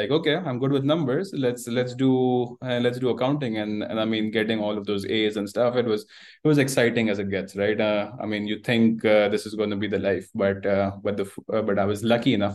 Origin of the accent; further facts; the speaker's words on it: Karachi, Sindh, Pakistan; moved away as an adult; also born or lived in Canada; I've been born and raised in Karachi, Pakistan